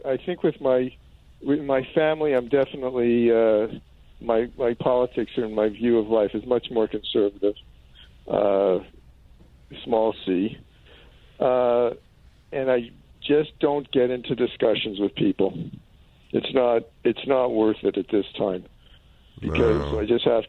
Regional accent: Canada; also born or lived in Toronto; for the first time in my life as a Canadian, I'm embarrassed by my country.

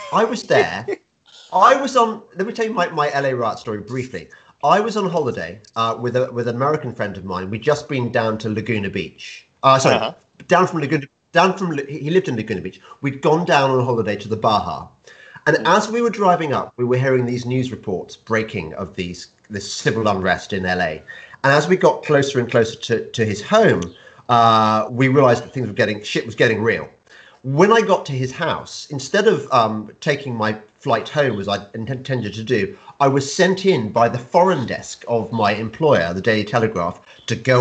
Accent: England, United Kingdom; I'm English

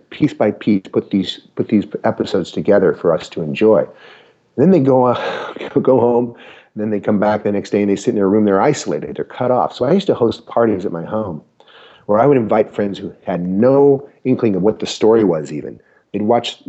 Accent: Utah, United States; moved away; As a kid growing up in Utah

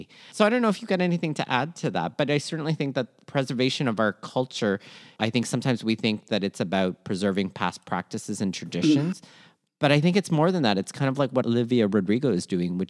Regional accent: Philippines; sometimes being Filipino is really marked with being unendingly hopeful in a lot of ways

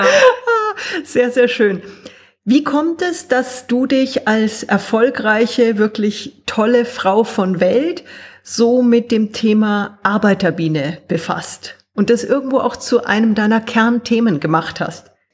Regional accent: Germany; now in Austria; ich bin Deutsche, sitze in Österreich

